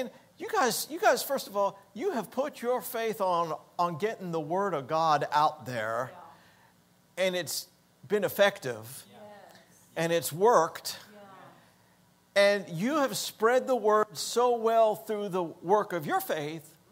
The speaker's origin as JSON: {"language": "English", "town": "Hollywood", "region": "Florida", "country": "United States", "tie": "born or raised there", "also_born_or_lived": "Denver", "moved": "yes", "said": "We grew up in South Florida"}